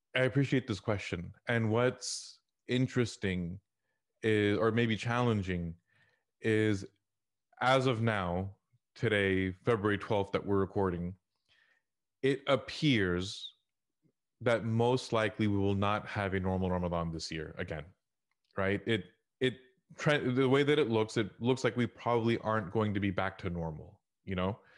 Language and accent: English; Houston, Texas, United States; I grew up in Houston in the Al Ajwan era